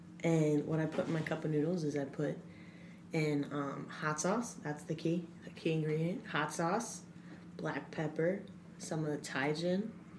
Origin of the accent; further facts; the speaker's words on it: Delaware, United States; I'm from Delaware.